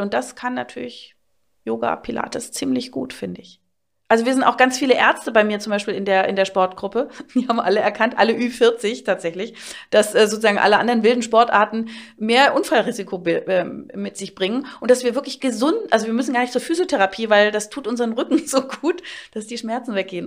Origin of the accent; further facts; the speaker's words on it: Berlin, Germany; bei uns in Berlin, ich bin aus Berlin natürlich